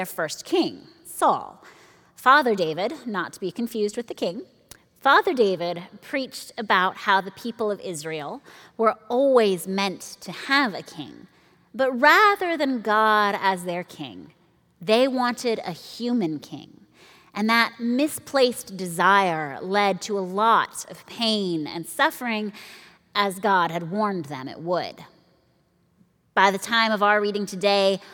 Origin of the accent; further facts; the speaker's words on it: Nairobi, Kenya; Growing up in Nairobi